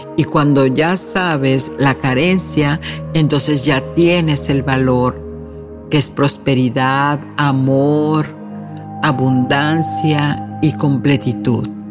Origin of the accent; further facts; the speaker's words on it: Mexico; México, mi país de origen